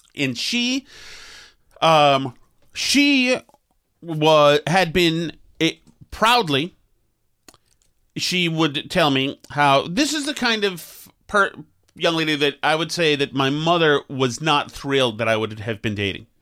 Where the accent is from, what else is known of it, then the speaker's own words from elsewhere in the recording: Winchester, Massachusetts, United States; I'm a nice boy from Winchester